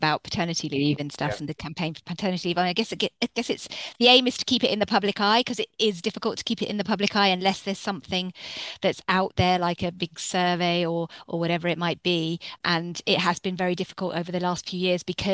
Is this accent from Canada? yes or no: no; Essex, East of England, United Kingdom; I'm from Essex.